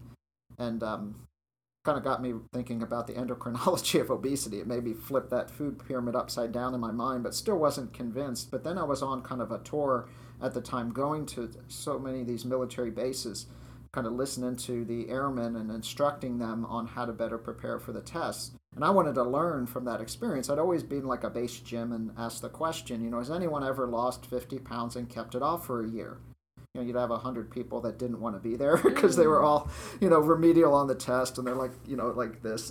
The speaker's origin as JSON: {"language": "English", "region": "Maryland", "country": "United States", "tie": "born or raised there", "also_born_or_lived": "Colorado", "moved": "as an adult", "lives_now": "West Virginia, United States", "said": "I was raised in Maryland"}